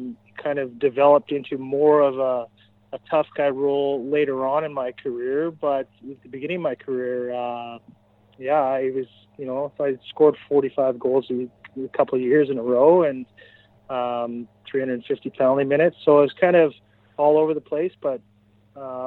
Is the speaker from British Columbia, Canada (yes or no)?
yes; Port McNeill, British Columbia, Canada; also born or lived in Victoria; I grew up in Port McNeil, and I lived there until I was 16